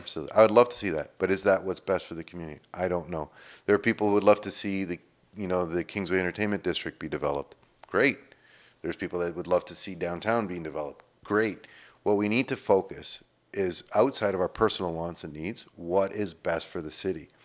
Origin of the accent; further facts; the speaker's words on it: Sudbury, Ontario, Canada; I'm born and raised in Sudbury